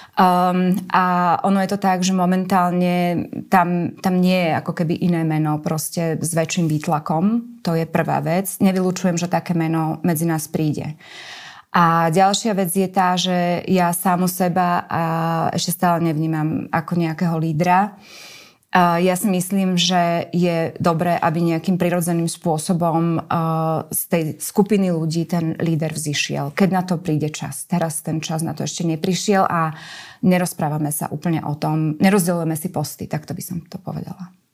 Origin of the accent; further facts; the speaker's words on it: Slovakia; moved away; keď ste zo Slovenska